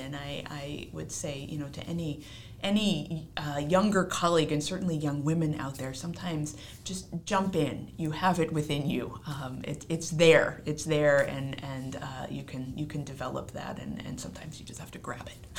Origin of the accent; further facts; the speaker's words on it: Seattle, Washington, United States; now in Providence, United States; I am a native of Seattle. I was born and raised on the West Coast